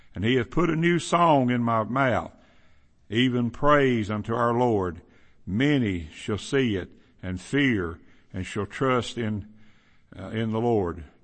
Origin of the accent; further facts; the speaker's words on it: Kentucky, United States; where I grew up in Kentucky, there's a lot of them.